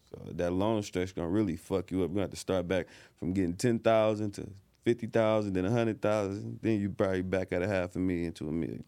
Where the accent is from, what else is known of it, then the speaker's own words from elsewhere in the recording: Detroit, Michigan, United States; I'm from, like, Grand Boulevard, Midtown area, five minutes from downtown.